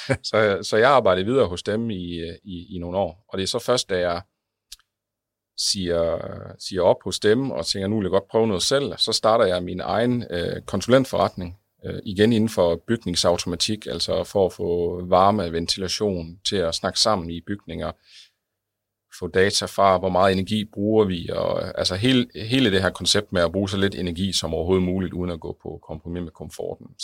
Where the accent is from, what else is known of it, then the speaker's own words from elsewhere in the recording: West Jutland, Denmark; altså i tre byer omkring uh, det vestjyske, hvor jeg kommer fra